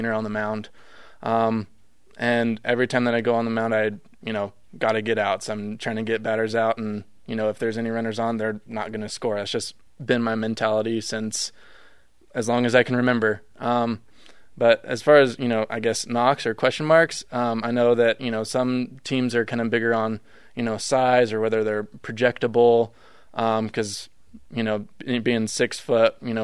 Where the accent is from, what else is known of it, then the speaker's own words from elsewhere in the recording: Mississippi, United States; I was born in Mississippi